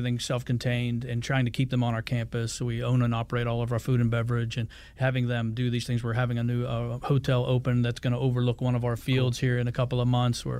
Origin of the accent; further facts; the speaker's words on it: Pittsburgh, Pennsylvania, United States; I grew up in Pittsburgh